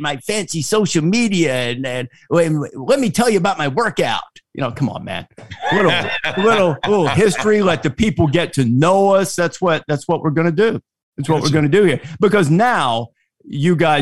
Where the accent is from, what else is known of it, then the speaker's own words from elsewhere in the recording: Alabama, United States; I grew up in Alabama and you know, those were my formative years when I was, you know, in kindergarten, sure, elementary school